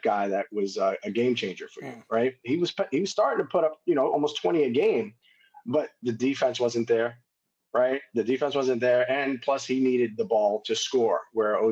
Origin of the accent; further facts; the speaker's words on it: New York, United States; I love guys that I grew up with here in New York.